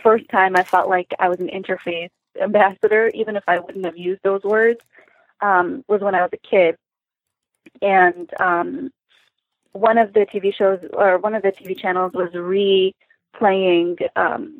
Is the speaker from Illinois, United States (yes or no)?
yes; Chicago, Illinois, United States; also born or lived in Lansing, Michigan; Michigander born, but raised outside of Chicago.